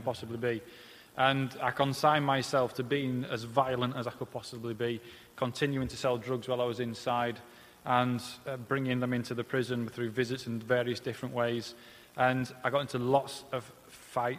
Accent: Leeds, Yorkshire and the Humber, United Kingdom; accent: Peter Kay-ish twang; I'm obviously not a southerner, as you can tell by the Peter Kay-ish twang to my voice. I'm from the north. I grew up just outside Leeds.

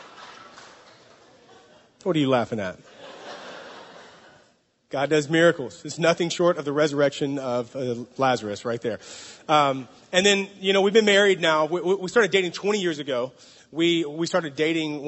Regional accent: the South, United States; now in San Francisco, United States; We're from the South in the States

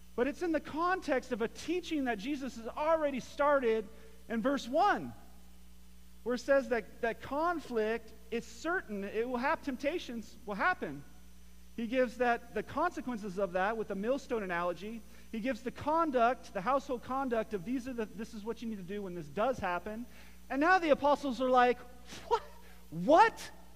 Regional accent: Morro Bay, California, United States; where I grew up, and my grandma grew up also in, in uh, Morro Bay, California

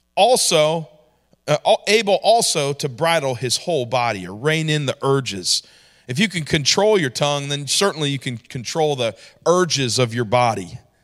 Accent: New York, United States; moved away; also born or lived in Georgia; I grew up in New York

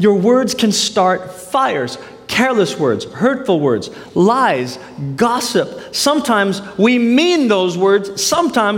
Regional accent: United States; as a Filipino American, grew up in the States

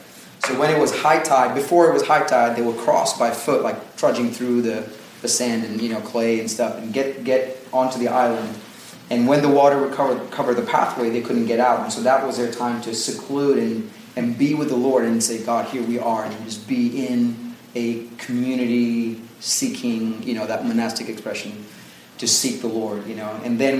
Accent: Dubai, United Arab Emirates; I grew up in Dubai, so that area is like really close to our hearts.

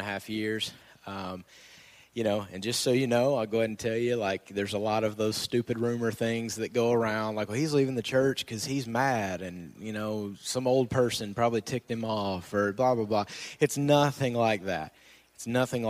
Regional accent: Nashville, Tennessee, United States; moved away as an adult; We're going to move back home. We're from Nashville area

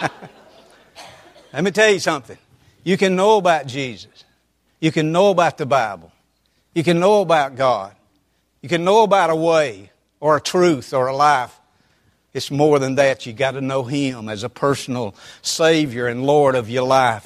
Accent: Roswell, United States; I grew up in the First Methodist Church of Roswell

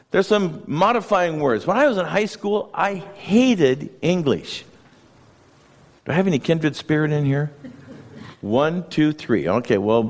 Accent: Wenatchee, Washington, United States; now in Chelan, United States; I grew up in Wenatchee

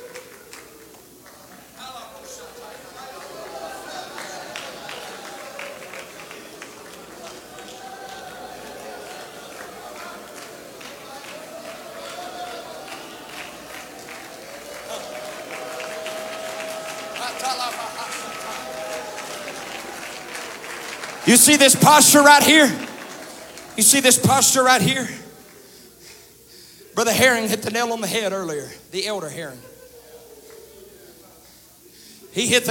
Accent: Bogalusa, Louisiana, United States; accent: southern drawl; I come from Bogalusa, Louisiana

